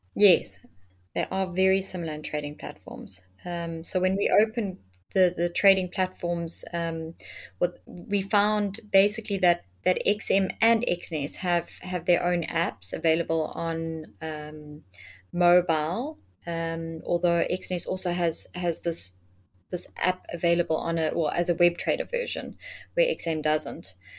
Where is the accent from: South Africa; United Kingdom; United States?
South Africa; being a South African myself